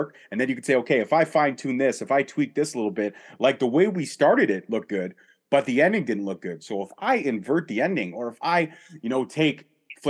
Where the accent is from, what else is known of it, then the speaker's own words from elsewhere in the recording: Canada; also born or lived in Toronto; being Canadian